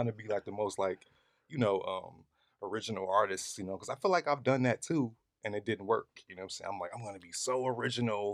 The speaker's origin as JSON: {"language": "English", "town": "Chicago", "region": "Illinois", "country": "United States", "said": "I'm from the Chi. I'm from Chicago"}